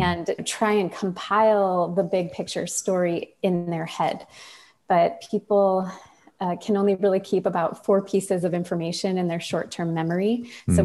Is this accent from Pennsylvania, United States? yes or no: no; Michigan, United States; now in Burlington, United States; I'm from Michigan